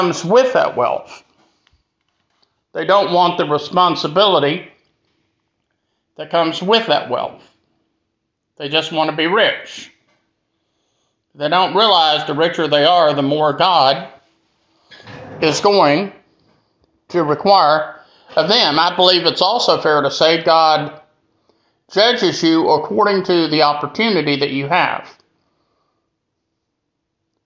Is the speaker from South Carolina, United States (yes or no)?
yes; Greenville, South Carolina, United States; here in my hometown of Greenville, South Carolina